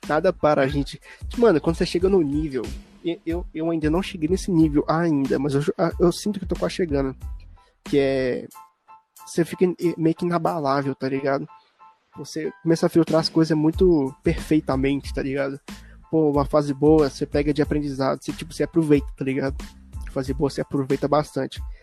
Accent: Buenópolis, Minas Gerais, Brazil; also born or lived in Curvelo; now in Sete Lagoas, Brazil; lá na minha cidade natal, lá em Buenópolis

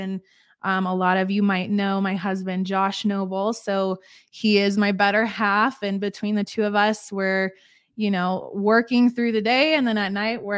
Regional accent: Colorado, United States; I am from Colorado. Born and raised here in America

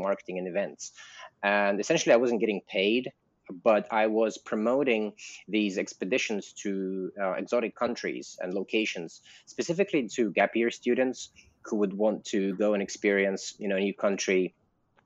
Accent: London, United Kingdom; moved away as an adult; also born or lived in Russia; now in Bali, Indonesia; I am Russian. But I grew up in London

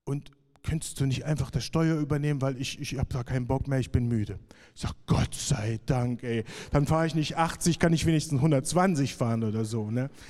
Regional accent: Jena, Thuringia, Germany; weil zur damaligen Zeit war in Jena noch mein, meine Heimat. Also mehr oder weniger.

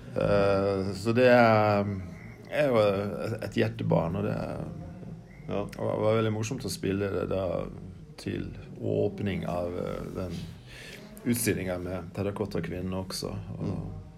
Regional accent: Vatne, Møre og Romsdal, Norway; i kirka hjemme på Vatnet på Sunnmøre der jeg vokste opp

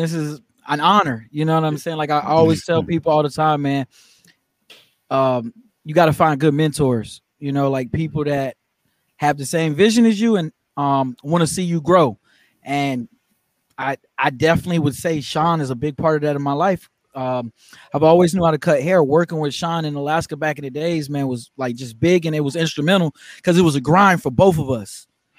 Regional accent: Germany; also born or lived in Louisiana / North Carolina; now in United States; Well, I lived in North Carolina. I'm not from there. I'm from Germany.

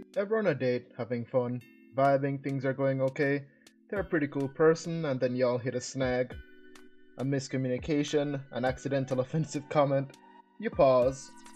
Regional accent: Jamaica; moved away; I was born and raised in Jamaica

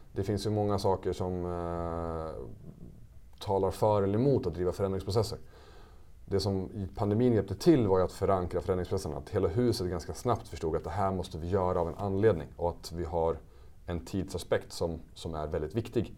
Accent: Västerås, Västmanland, Sweden; also born or lived in Switzerland; jag är ju från Västerås i grunden

